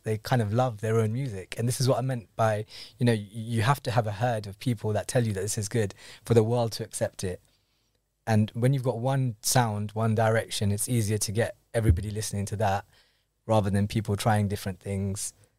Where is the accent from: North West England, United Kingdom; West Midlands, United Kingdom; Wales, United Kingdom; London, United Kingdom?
London, United Kingdom; I'm born in London, but um, I'm actually Kenyan Indian. Both of my parents are born in Kenya